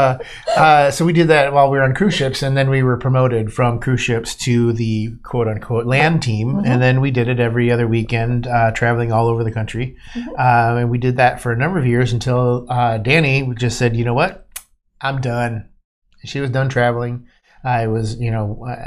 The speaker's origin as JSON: {"language": "English", "region": "Ohio", "country": "United States", "tie": "born or raised there", "said": "I was born in Ohio"}